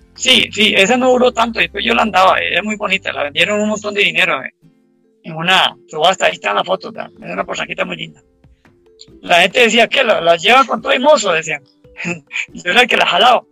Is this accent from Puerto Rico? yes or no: no; Abangares, Guanacaste, Costa Rica; Avangares, que es el cantón donde yo nací